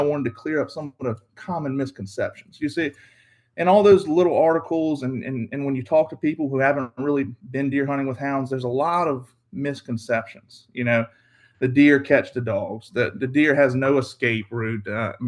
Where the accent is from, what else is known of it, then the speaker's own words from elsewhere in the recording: Carsville, Virginia, United States; I'm from Southeast Virginia. I grew up in a small town called Carsville, Virginia, or in Alawite County. I do most of my hunting in Southampton County. I grew up dog hunting.